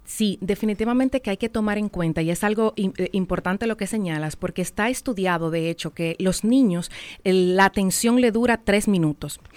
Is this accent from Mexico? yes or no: no; San José de Ocoa, Dominican Republic; yo soy de Ocoa, en Ocoa no hay salida al mar, y cuando yo fui al mar por primera vez